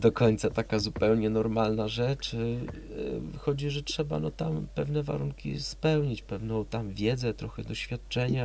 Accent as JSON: {"language": "Polish", "town": "Gdańsk", "region": "Pomeranian Voivodeship", "country": "Poland", "tie": "born or raised there", "also_born_or_lived": "Poznań", "moved": "as an adult", "said": "urodziłem się w Gdańsku, półtora kilometra od morza"}